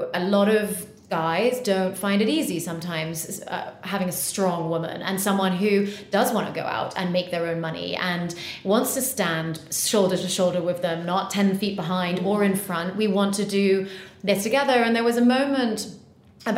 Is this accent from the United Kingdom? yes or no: yes; United Kingdom; also born or lived in United States / Bahamas; I was educated here and went to school here and everything